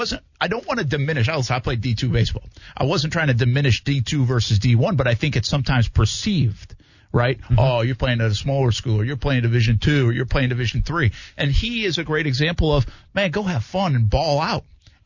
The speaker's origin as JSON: {"language": "English", "region": "Rhode Island", "country": "United States", "tie": "born or raised there", "also_born_or_lived": "Albany", "moved": "yes", "said": "I grew up in Rhode Island."}